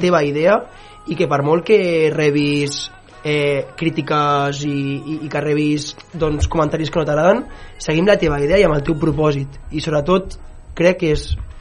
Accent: Sabadell, Catalonia, Spain; jo sóc de Sabadell

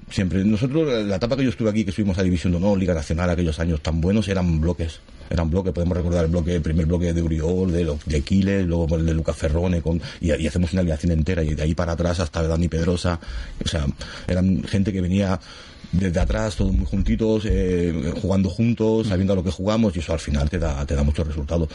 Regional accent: Gavà, Catalonia, Spain; yo soy gabanés, yo nacido aquí, yo soy del Gabá

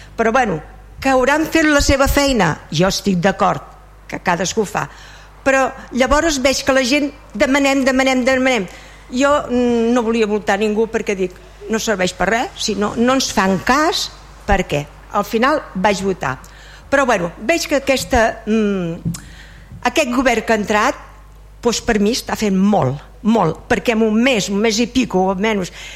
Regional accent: Vilassar de Mar, Catalonia, Spain; sóc de Vilassà, vaig néixer a Vilassà

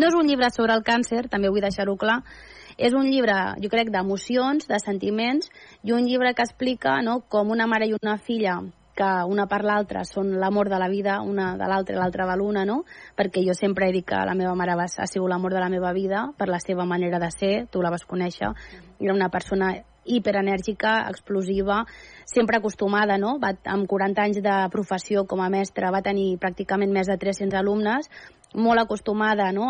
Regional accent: Andorra; moved away; also born or lived in Catalonia; jo pràcticament a Andorra m'hi vaig criar

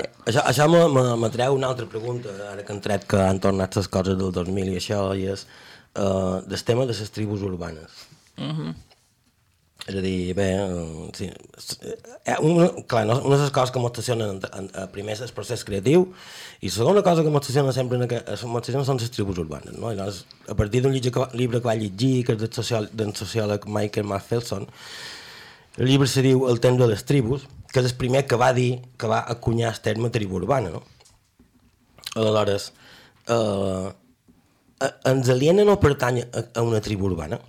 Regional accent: Majorca, Balearic Islands, Spain; com a bon mallorquí

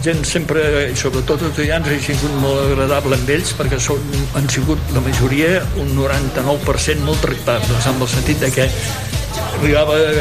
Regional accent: Tarragona, Catalonia, Spain; sóc de Tarragona

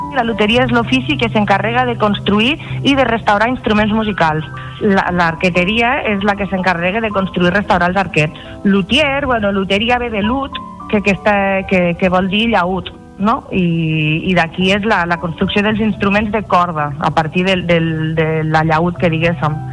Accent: Lleida, Catalonia, Spain; now in Tarragona, Spain; Jo vaig néixer a Lleida, eh, tinc 35 anys i tinc el meu local comercial, el meu taller botiga, aquí a Tarragona

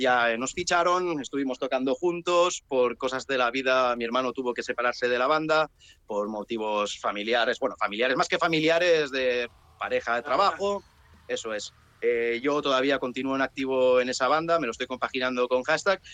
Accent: Penedès, Catalonia, Spain; also born or lived in Sant Sadurní d'Anoia; Somos del Penedés. Los de aquí, lo siento mucho, pero decimos que somos del Penedés.

